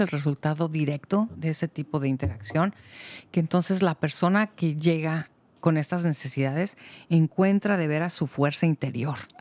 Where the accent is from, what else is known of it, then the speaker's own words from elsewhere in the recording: Mexico; now in Marin County, United States; yo soy de México